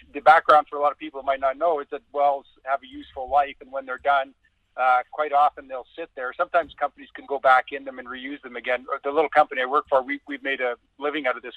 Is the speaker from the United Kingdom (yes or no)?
no; Canada; I am born and raised in Canada. I'm from a farming community that's so small, no one would know where it is. It's uh, kind of straight north of North Dakota, a couple hundred miles